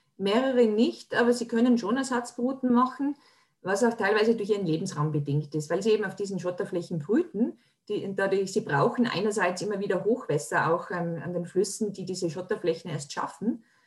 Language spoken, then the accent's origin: German; Tyrol, Austria; Bei uns in Tirol, wo ich herkomme